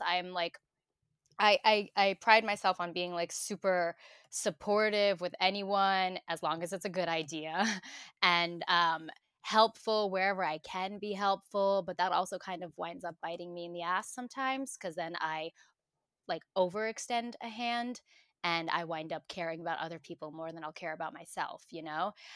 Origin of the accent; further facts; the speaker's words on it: New York City, New York, United States; born and raised in New York